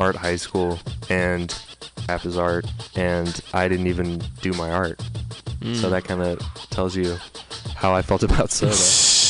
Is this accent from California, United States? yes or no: yes; San Francisco, California, United States; I was born in San Francisco, California, born and raised.